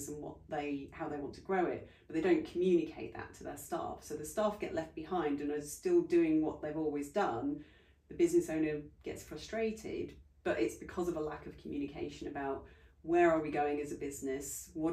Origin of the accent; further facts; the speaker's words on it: United Kingdom; we're very British